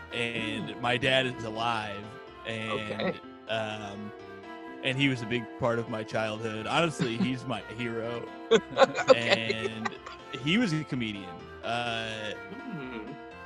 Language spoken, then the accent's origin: English; Indiana, United States; now in New York, United States; I am from Indiana